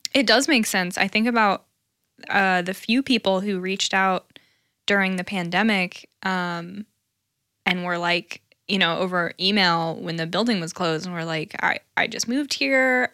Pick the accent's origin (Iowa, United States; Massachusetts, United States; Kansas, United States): Kansas, United States; Lawrence; growing up in Lawrence